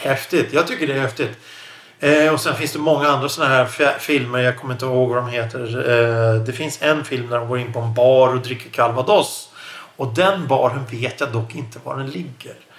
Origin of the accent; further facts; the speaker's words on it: Stockholm, Stockholm County, Sweden; jag som stockholmare, Stockholmsregionen